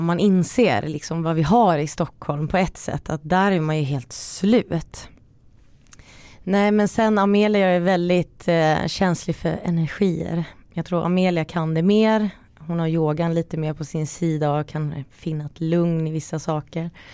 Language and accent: Swedish; Finland; jag är också finsk